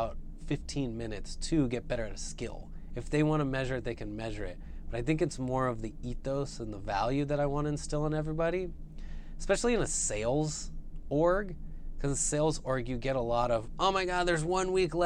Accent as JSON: {"language": "English", "area": "the Bay Area", "region": "California", "country": "United States", "tie": "born or raised there", "said": "I grew up in the Bay Area."}